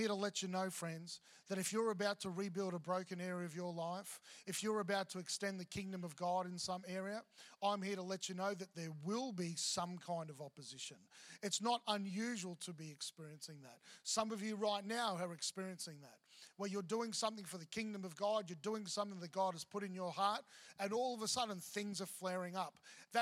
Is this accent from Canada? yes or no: no; Melbourne, Victoria, Australia; moved away; also born or lived in Mackay / Brisbane; I'm from Melbourne.